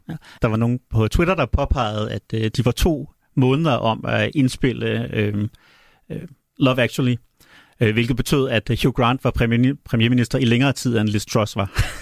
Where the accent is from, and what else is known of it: Denmark; accent: Danish; also born or lived in Chicago, United States